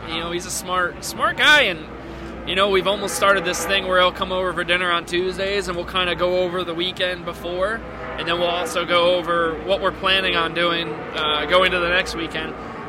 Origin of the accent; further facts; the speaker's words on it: Northeast, United States; Just because, I mean, I'm from the Northeast.